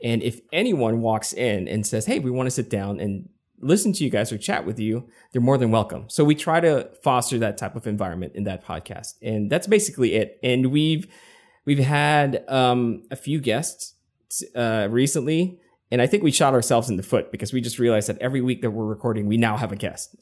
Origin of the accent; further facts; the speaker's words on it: Quezon City, Metro Manila, Philippines; first language English; moved away as an adult; now in San Diego, United States; I was born and raised in Quezon City in the Philippines.